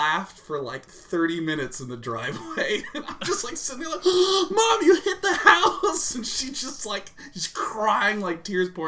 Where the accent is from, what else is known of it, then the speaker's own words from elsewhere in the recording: Kansas City, United States; I grew up in Kansas City that gets, like, really crazy weather